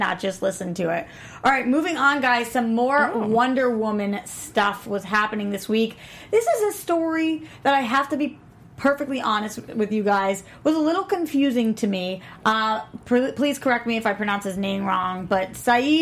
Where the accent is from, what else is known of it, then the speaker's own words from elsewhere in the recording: Boston, Massachusetts, United States; moved away; Boston, which is my hometown